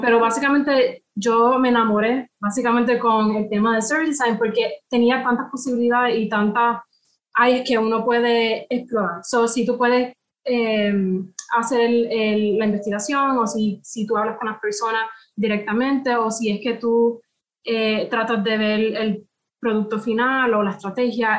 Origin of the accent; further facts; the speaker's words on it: Puerto Rico; yo soy de Puerto Rico, soy del Caribe